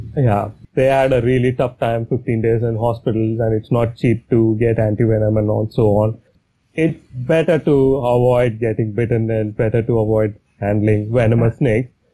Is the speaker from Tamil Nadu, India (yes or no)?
yes; Chennai, Tamil Nadu, India; moved away as an adult; I'm from Chennai. I grew up in Chennai